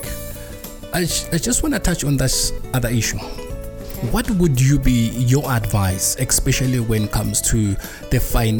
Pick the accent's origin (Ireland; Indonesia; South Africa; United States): South Africa; So these are the things that, you know, as a South African, you need to look at them and see how you can, you know, you can break it down.